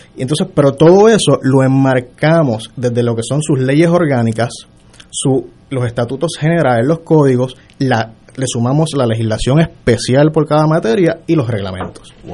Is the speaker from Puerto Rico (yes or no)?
yes; Mayagüez, Puerto Rico; Yo soy de Mayagüez original.